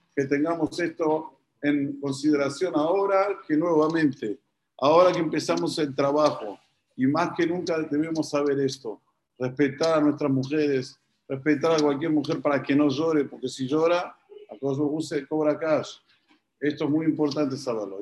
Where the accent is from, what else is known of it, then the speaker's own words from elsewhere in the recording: Argentina; aquí, en un país como es Argentina, que somos muy temperamentales